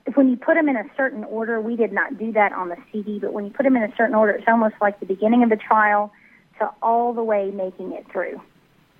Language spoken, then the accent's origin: English; Tennessee, United States; born or raised there; also born or lived in Dallas area, Texas; now in Dallas, United States